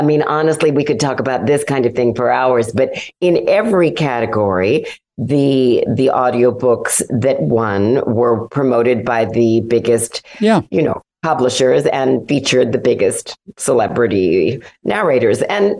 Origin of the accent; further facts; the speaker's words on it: Los Angeles, California, United States; also born or lived in Santa Barbara, California / Montecito, California; I was actually born in Los Angeles, went to grammar school in L.A., and then my family bought their Santa Barbara home here in Montecito in 1968.